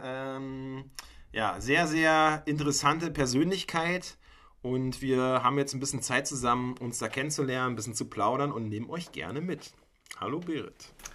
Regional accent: Mecklenburg-Vorpommern, Germany; moved away as an adult; weil ich bin ja auch ursprünglich aus Mecklenburg-Vorpommern. Und in dem, auf der anderen Seite von Parchim aufgewachsen.

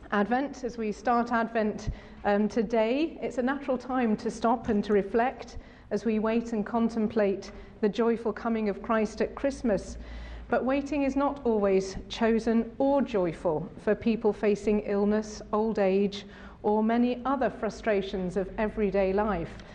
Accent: Sheffield, Yorkshire and the Humber, United Kingdom; in the Diocese of Sheffield, my hometown

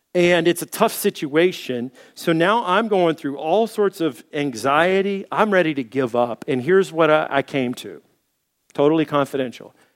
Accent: Little Rock, Arkansas, United States; moved away; also born or lived in Dallas; I was born in Dallas. I grew up in Little Rock.

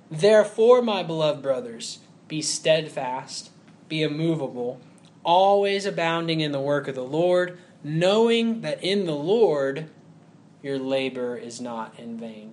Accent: Huntsville, Alabama, United States; I grew up in Huntsville, Alabama, and there's a bunch of engineers there.

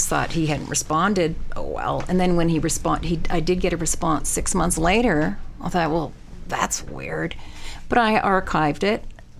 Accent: Canada; moved away as an adult; now in Sun Valley, United States; It was moving 2,300 miles east to west, Canada to the U.S., Pacific Northwest Mountains. I'm from the Great Lakes area.

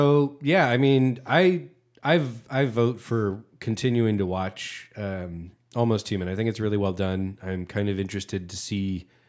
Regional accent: West Coast, United States; I'm from the West Coast.

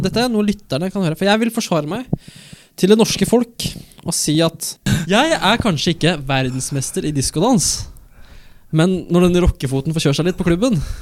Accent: Elverum, Innlandet, Norway; Jeg er fra Sørskogbygda i Elverum

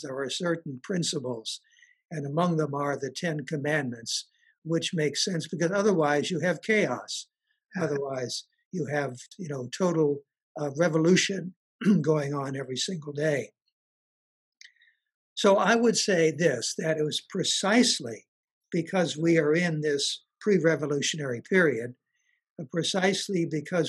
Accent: Chicago, Illinois, United States; also born or lived in Paris; I was born not only in Chicago, but I was born on the south side of Chicago

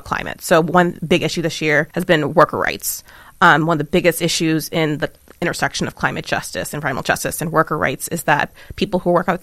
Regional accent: Hampton Roads, Virginia, United States; I'm from Virginia. I'm from Hampton Roads

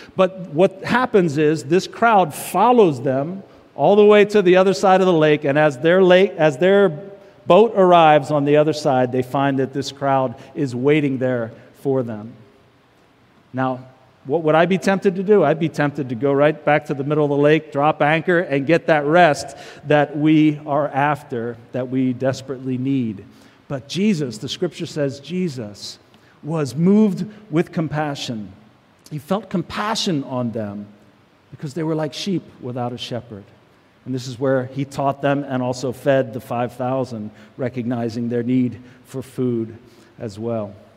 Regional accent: United States; American Christians

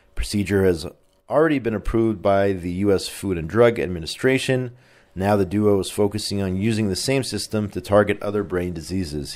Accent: Indiana, United States; moved away; my home state of Indiana

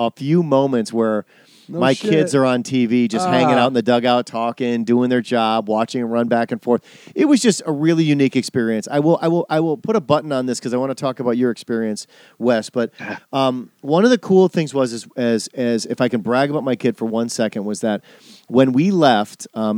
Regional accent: Wisconsin, United States; I'm from Wisconsin.

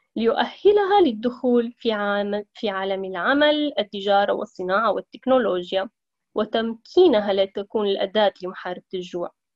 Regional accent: Aleppo, Aleppo Governorate, Syria; moved away as an adult; now in Italy; امرأة سورية من مدينة حلب حيث ترعرعت ودرست

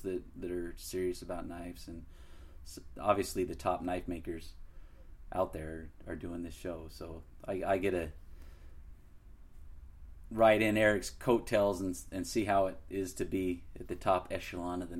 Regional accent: Utah, United States; being born and raised in Utah

